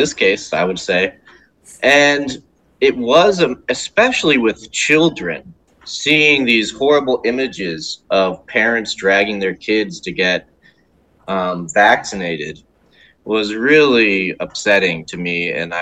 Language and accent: English; United States; as an American